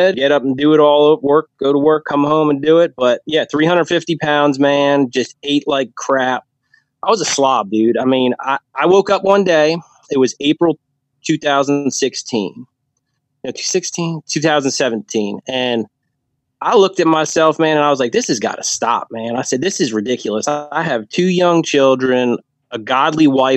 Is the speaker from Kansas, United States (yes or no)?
no; New Jersey, United States; moved away as an adult; now in Virginia, United States; I grew up in New Jersey. That's where all my family's from